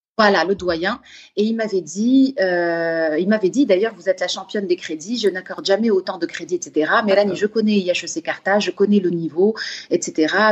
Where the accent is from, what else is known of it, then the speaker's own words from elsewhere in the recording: Gabon; moved away; moi, j'ai grandi au Gabon